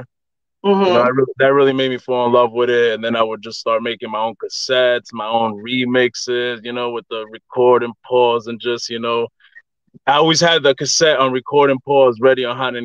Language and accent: English; Brentwood, New York, United States; I'm from Brentwood, New York. That's in Long Island.